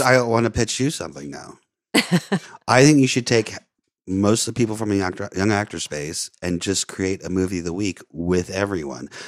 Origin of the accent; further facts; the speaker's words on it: Florida, United States; moved away; I grew up in Florida